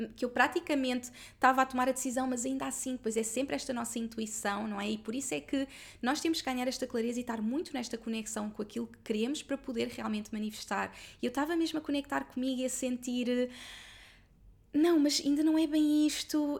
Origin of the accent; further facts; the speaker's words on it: Lisbon area, Portugal; nesta zona onde eu sempre vivi, porque eu sempre vivi na mesma zona. Esta casa é tipo a dois minutos da casa dos meus pais